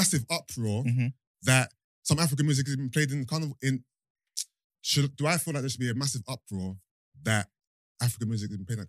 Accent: United Kingdom; as a Nigerian person born in Britain

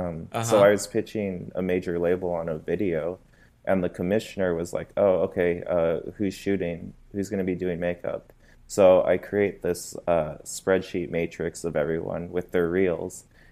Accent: Phoenix, Arizona, United States; moved away as an adult; now in Los Angeles, United States; I'm from Phoenix, Arizona.

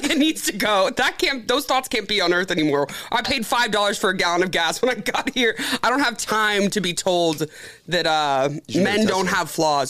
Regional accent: Dallas, Texas, United States; I'm from Dallas, so Southlake is. I'm from White Rock Lake.

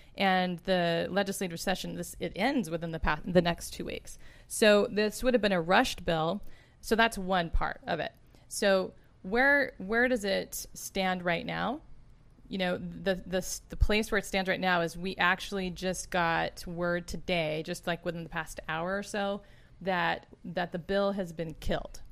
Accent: Arkansas, United States; also born or lived in Texas; now in California, United States; I'm originally from Arkansas

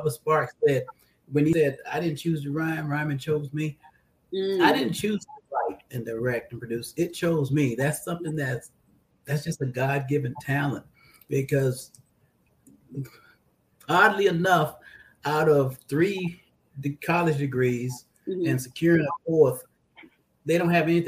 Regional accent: Barnwell, South Carolina, United States; moved away as an adult; I am from Barnwell, South Carolina, Warhorse Country

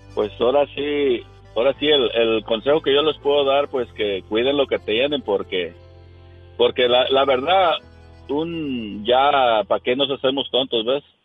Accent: Villa de Álvarez, Colima, Mexico; now in Seattle, United States; de Villa de Álvarez, Colima.

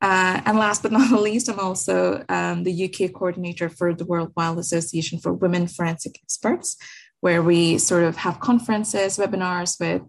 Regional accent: India; also born or lived in Muscat / Dubai; I'm from India, born and raised in Muscat, Dubai.

